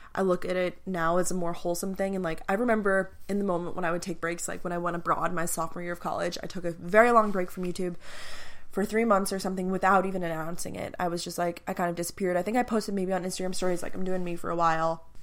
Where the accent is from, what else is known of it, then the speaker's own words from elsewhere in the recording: Long Island, New York, United States; moved away as an adult; also born or lived in Athens, Georgia; I'm originally from Long Island, New York